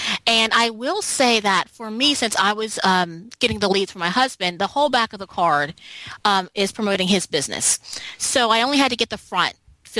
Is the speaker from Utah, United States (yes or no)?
no; Philadelphia, Pennsylvania, United States; now in Charlotte, United States; So I read her story and I moved to Charlotte, North Carolina, and I came from Philadelphia, and I don't have a license